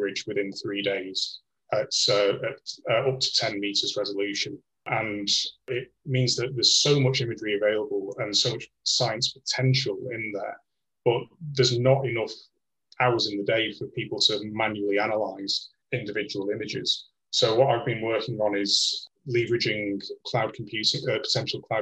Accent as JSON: {"language": "English", "town": "Blackpool", "region": "North West England", "country": "United Kingdom", "also_born_or_lived": "north of Scotland / Sweden", "moved": "as an adult", "lives_now": "Liverpool, United Kingdom", "said": "I'm originally from Blackpool"}